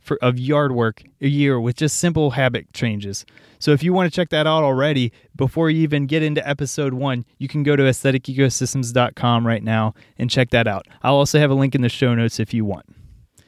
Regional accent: Cincinnati, Ohio, United States; I'm from Cincinnati.

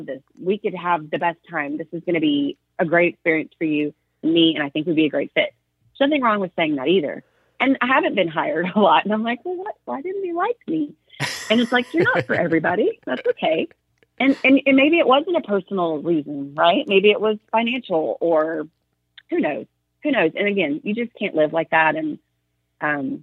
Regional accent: Arkansas, United States; now in Texas, United States; I grew up in Arkansas

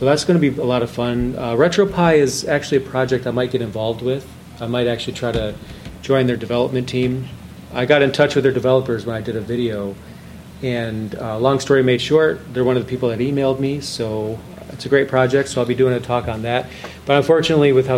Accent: Lapeer, Michigan, United States; moved away; I was born in Lapeer, Michigan

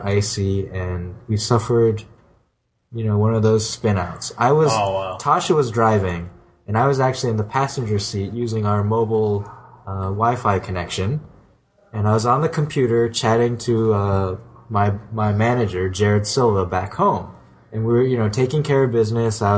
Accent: California, United States

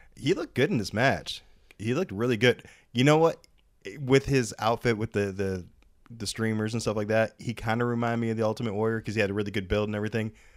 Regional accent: United States; as an American

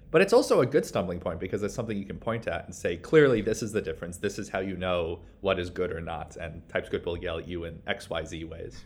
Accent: New York, United States; I'm from New York

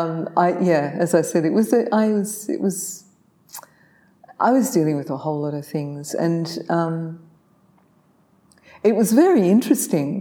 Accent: Sydney, New South Wales, Australia; I was born in Manly Hospital and grew up on the Northern Beaches in Sydney

